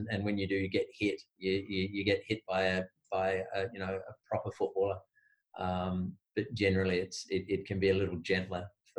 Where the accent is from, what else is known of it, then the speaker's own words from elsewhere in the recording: Adelaide, South Australia, Australia; moved away; I'm from Adelaide as well